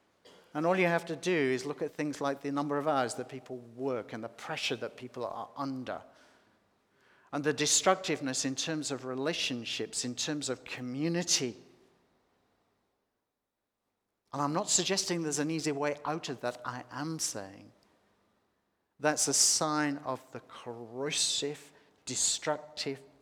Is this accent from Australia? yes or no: yes; Australia; also born or lived in Sydney; living in Sydney, being Australian